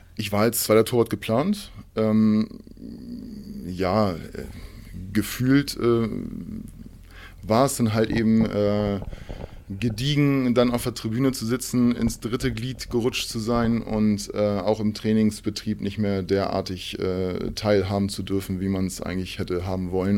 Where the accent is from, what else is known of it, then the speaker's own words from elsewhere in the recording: Hamburg, Germany; Ich bin in Hamburg geboren